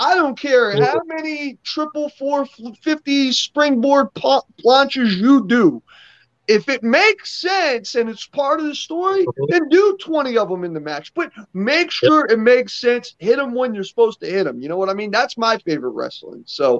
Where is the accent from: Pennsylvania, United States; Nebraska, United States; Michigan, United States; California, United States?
Pennsylvania, United States; Philadelphia; I grew up in Philly. I grew up going to ECW, CZW shows.